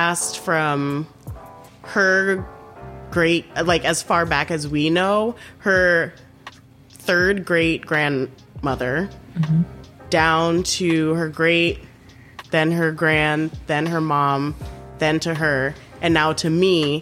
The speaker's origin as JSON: {"language": "English", "country": "Trinidad & Tobago", "tie": "born or raised there", "moved": "yes", "lives_now": "Chicago, United States", "said": "growing up in Trinidad"}